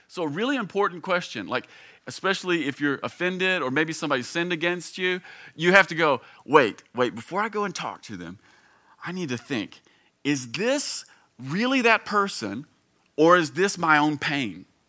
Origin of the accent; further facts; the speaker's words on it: Campbellsville, Kentucky, United States; I grew up here in Kentucky. In fact, I grew up here in Campbellsville. I've lived here essentially my entire life